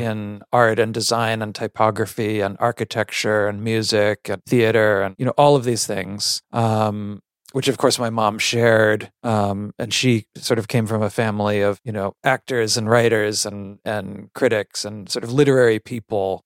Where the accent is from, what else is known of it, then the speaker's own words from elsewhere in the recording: Connecticut, United States; also born or lived in Palo Alto, California; I did grow up, um, yeah, mos-, mostly in the, in Connecticut, in the country.